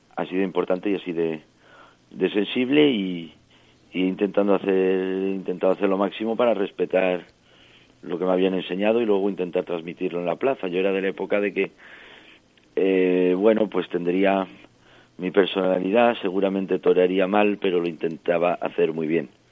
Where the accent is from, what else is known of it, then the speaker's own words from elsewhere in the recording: French Basque Country, Nouvelle-Aquitaine, France; also born or lived in Extremadura, Spain; yo nací en Francia, ah. eh, vivo en Francia, en el País Vasco francés, de familia de origen extremeña